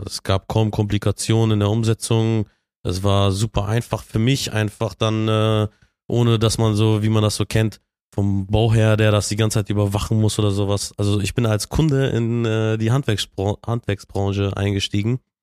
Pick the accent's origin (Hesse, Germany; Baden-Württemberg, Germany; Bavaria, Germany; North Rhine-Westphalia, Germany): North Rhine-Westphalia, Germany; Bielefeld; Ich bin äh, gebürtiger Bielefelder.